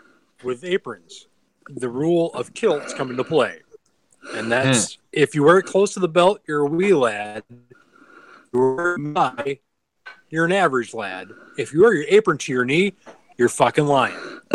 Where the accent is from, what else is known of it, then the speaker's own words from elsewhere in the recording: Wisconsin, United States; I'm actually from Wisconsin.